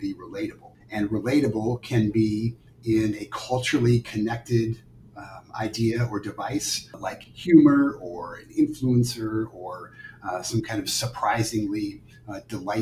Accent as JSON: {"language": "English", "town": "Rochester", "region": "Minnesota", "country": "United States", "tie": "born or raised there", "said": "born and raised in Rochester, Minnesota"}